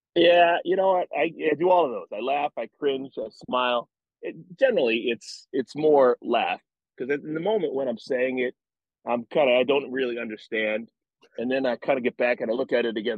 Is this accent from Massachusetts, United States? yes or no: no; Cleveland, Ohio, United States; now in Charlotte, United States; I love going to Cleveland. It's great. That's my hometown.